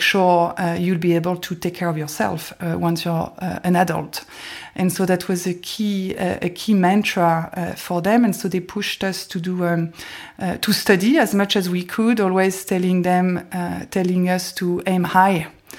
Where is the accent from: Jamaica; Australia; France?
France; south of France; also born or lived in West Paris; Yeah, growing up in West Paris and south of France was a lot of fun.